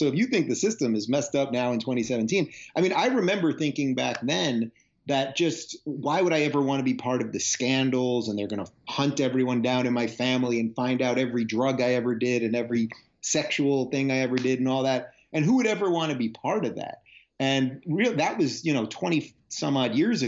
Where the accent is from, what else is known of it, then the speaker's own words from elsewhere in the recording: Long Island, New York, United States; moved away as an adult; also born or lived in Brooklyn, New York / Manhattan, New York; now in Los Angeles, United States; I was born in Brooklyn, grew up in Long Island, New York, lived in Manhattan most of my life